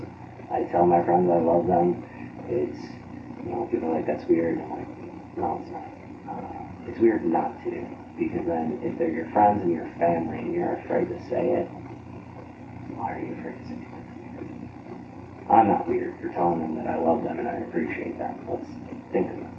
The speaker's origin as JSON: {"language": "English", "region": "Texas", "country": "United States", "tie": "born or raised there", "moved": "yes", "lives_now": "Florida, United States", "said": "I was born in Texas"}